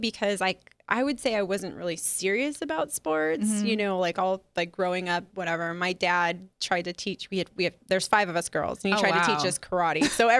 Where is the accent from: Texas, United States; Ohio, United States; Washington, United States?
Washington, United States; Seattle; moved away as an adult; also born or lived in Yakima, Washington; now in Las Vegas, United States; I was born in Seattle. So okay. I grew up in Seattle, and I didn't move to the east side, to the 509.